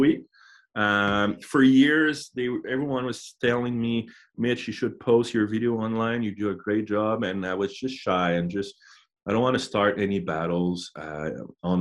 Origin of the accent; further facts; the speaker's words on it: Canada; moved away as an adult; back in Canada